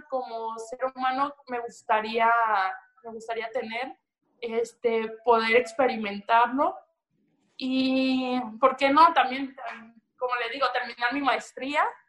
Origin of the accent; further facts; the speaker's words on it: Veracruz, Mexico; yo soy 100% jarocha, de, de, de Veracruz